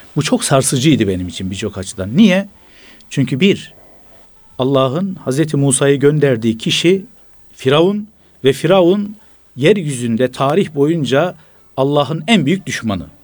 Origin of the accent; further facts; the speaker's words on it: Gaziantep, Turkey; Bir Gaziantep'li olarak